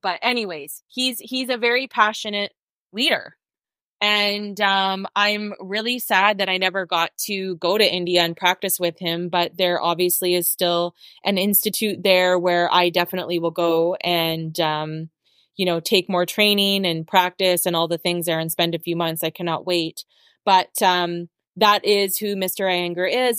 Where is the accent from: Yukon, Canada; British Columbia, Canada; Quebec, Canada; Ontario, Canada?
British Columbia, Canada; Abbotsford; moved away as an adult; also born or lived in Vancouver; I moved out from Abbotsford when I was 18. I moved to Vancouver